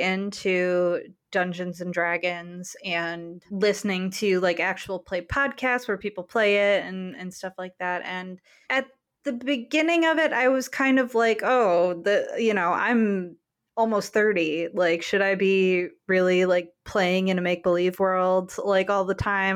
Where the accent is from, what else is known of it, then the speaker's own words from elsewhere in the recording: Grand Rapids, Michigan, United States; my hometown of Grand Rapids